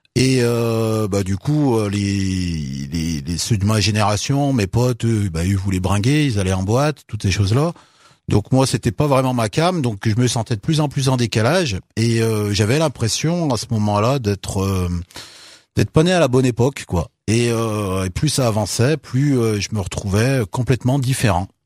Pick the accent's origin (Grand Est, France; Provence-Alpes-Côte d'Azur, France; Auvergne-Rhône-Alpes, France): Auvergne-Rhône-Alpes, France; Unieux; also born or lived in Bogotá, Colombia; Moi j'ai grandi euh, à Unieux, ouais. bah, tout le bassin de Londaine, hein, j'ai grandi